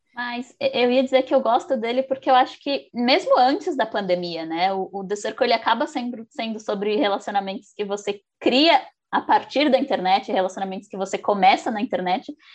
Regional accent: São Paulo, Brazil; eu sou de São Paulo

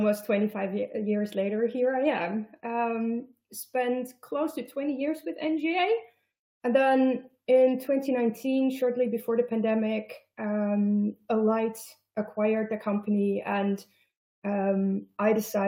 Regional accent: Netherlands; also born or lived in Germany / United States; So I live in the Netherlands. I am Dutch, but I have lived in Germany and in the United States

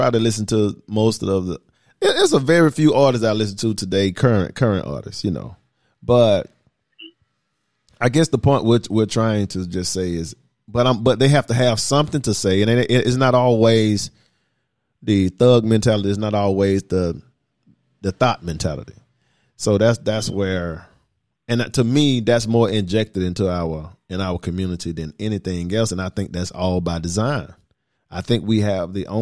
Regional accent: the South, United States; Here we are from the South

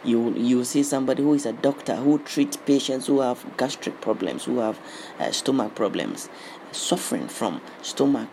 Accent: Ghana; I was born in Ghana.

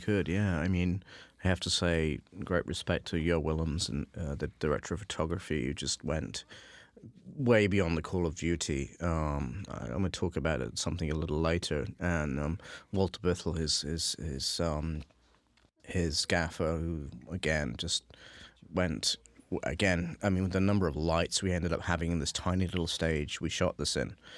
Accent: England, United Kingdom; being from England

